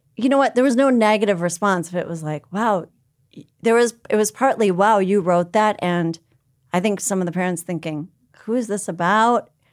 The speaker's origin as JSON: {"language": "English", "town": "New Hope", "region": "Minnesota", "country": "United States", "tie": "born or raised there", "said": "I grew up in a town called New Hope"}